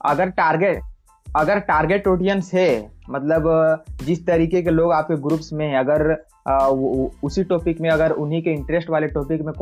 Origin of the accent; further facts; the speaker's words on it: Bokaro, Jharkhand, India; मैं बोकारो झारखंड से हूँ